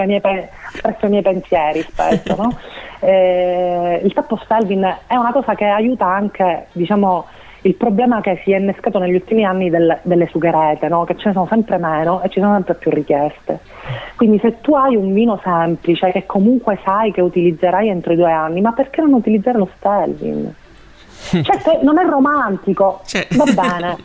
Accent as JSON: {"language": "Italian", "region": "Sicily", "country": "Italy", "said": "resto legata alla mia terra"}